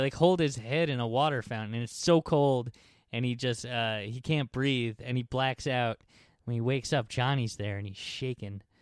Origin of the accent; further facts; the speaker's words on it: New York, United States; "New York."